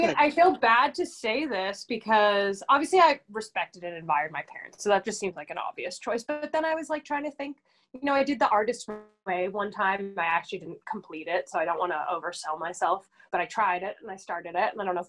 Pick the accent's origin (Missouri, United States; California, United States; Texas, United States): California, United States; Los Angeles; Hollywood, baby.